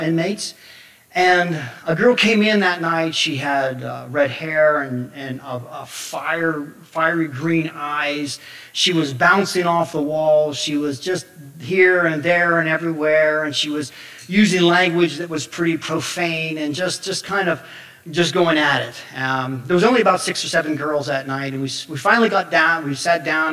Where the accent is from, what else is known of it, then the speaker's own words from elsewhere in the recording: Somerset, Pennsylvania, United States; I come from Somerset, Pennsylvania